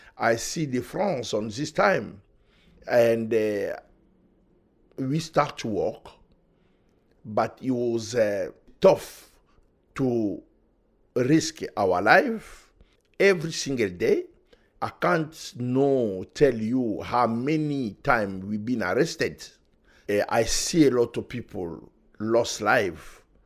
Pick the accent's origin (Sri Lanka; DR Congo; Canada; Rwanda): DR Congo; English is a second language; moved away as an adult; now in Manchester, United Kingdom; I was born in Africa, Republic Democratic of Congo